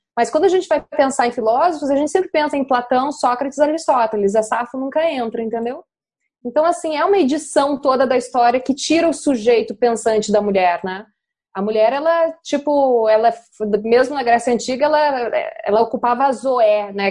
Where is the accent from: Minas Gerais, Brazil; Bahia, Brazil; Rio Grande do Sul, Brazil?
Rio Grande do Sul, Brazil; accent: gaúcho; moved away; also born or lived in China / Rio de Janeiro; eu realmente eu sou gaúcha, uma vez gaúcho, gaúcho para sempre